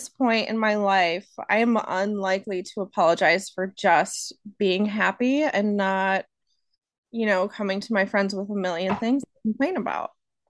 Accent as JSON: {"language": "English", "town": "Rochester", "region": "New York", "country": "United States", "tie": "born or raised there", "moved": "yes", "said": "I grew up in Rochester, New York, which is where Wegmans, the best grocery store ever, started."}